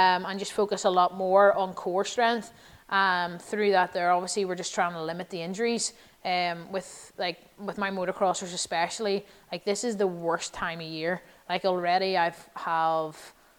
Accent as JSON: {"language": "English", "country": "Ireland"}